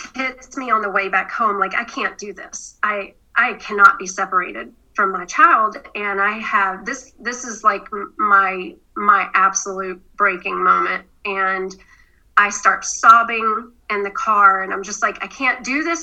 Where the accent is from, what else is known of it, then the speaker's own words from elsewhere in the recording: the South, United States; I grew up in the South